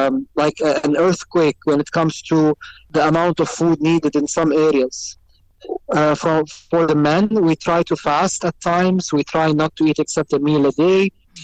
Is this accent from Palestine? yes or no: yes; Jerusalem, Palestine; My wife is originally from Gaza. I'm originally from Jerusalem.